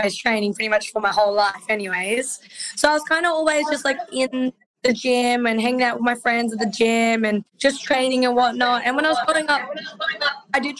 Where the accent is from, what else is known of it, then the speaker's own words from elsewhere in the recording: Gold Coast, Queensland, Australia; I'm 19 and I'm from the Gold Coast, Australia.